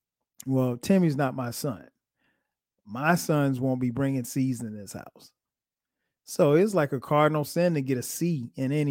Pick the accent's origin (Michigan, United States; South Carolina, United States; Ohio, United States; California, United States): South Carolina, United States; Florence; now in Atlanta, United States; I grew up in South Carolina. My hometown is Florence, South Carolina